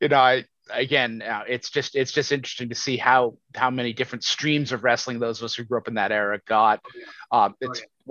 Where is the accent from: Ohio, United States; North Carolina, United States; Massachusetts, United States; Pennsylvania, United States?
Massachusetts, United States; Boston; now in Cape Cod, United States; I'm from Boston and I live on Cape Cod